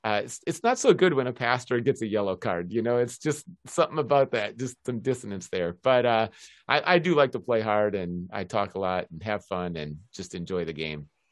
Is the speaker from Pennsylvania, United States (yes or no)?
no; Minneapolis, Minnesota, United States; moved away as an adult; also born or lived in Aberdeen; now in Seattle, United States; I grew up in the University of Minnesota campus, going to the hockey games